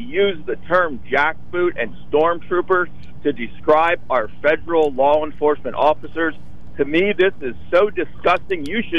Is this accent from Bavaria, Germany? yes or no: yes; Nuremberg, Bavaria, Germany; now in Mifflinburg, United States; us German Americans. I was born in Nuremberg.